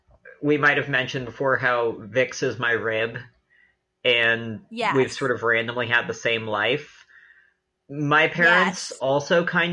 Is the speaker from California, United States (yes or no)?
yes; San Francisco, California, United States; I'm was born and raised in San Francisco. My parents are sort of agnostic-y, spiritual, not religious, California-ass